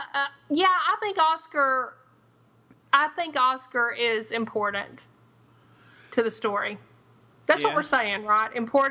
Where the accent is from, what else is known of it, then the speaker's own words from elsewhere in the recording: Tennessee, United States; I'm from Tennessee.